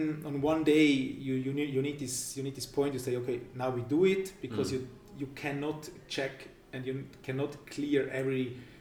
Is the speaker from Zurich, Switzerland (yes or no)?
yes; Winterthur, Zurich, Switzerland; also born or lived in St. Gallen; I'm 30 years old from Winterthur